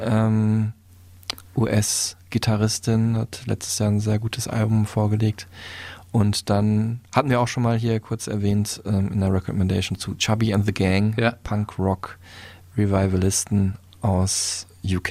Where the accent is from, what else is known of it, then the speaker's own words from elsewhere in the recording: Dortmund, North Rhine-Westphalia, Germany; moved away; meiner alten Heimat